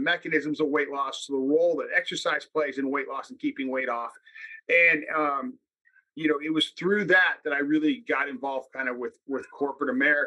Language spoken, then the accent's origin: English; Salinas, California, United States; I'm from Salinas, California. I grew up working in the lettuce fields.